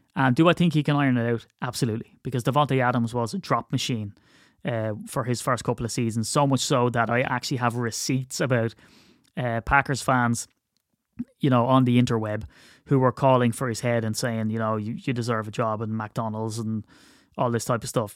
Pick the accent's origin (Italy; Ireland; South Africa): Ireland; I'm very Irish